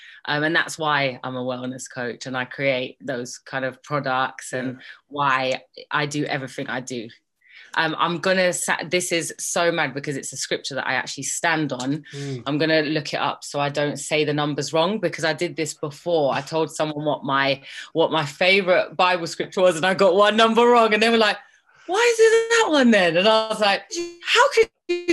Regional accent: London, United Kingdom; also born or lived in Birmingham; I was born in Birmingham, despite my accent misleading you. and so I guess when I was quite young, my mum left my dad and came to London

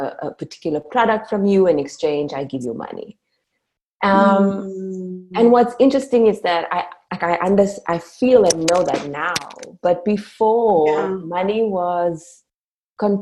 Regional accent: Cape Town, Western Cape, South Africa; I was born and raised in Cape Town, where I still live and work.

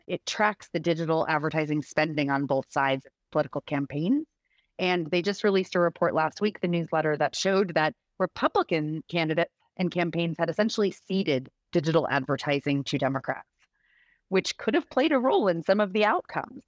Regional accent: Rhode Island, United States; I live in Rhode Island. I'm from Rhode Island.

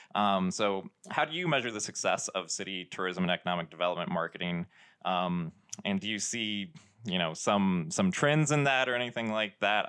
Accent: Sedona, Arizona, United States; also born or lived in Tucson, Arizona / Sierra Vista, Arizona; I was born and raised in Sedona, Arizona

